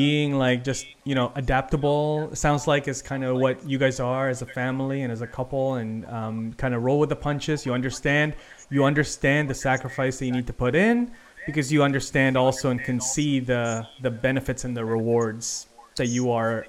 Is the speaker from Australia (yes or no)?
no; Philippines; as a Filipino